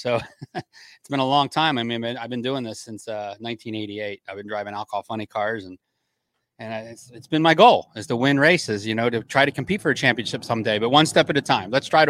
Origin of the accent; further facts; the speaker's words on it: New Jersey, United States; I mean, I grew up in New Jersey. I grew up going to the Summer Nationals since I was in seventh grade.